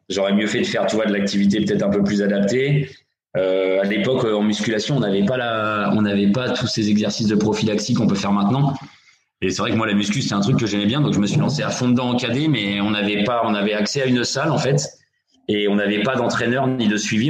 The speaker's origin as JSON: {"language": "French", "town": "Mantes-la-Jolie", "region": "Île-de-France", "country": "France", "said": "je viens du club de Mantes-la-Jolie. Euh, c'est mon club formateur, donc j'y suis resté de 88 à 2003"}